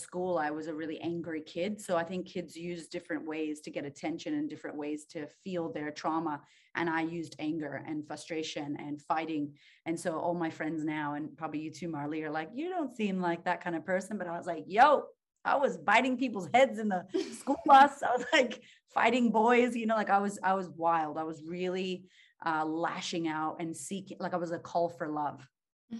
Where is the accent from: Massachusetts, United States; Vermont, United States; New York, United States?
Massachusetts, United States; Boston; now in Australia; I grew up in Boston, Massachusetts, shout out to Beantown